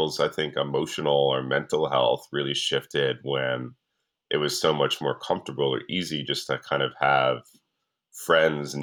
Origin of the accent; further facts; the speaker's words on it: New York, United States; I'm from New York, I grew up in New York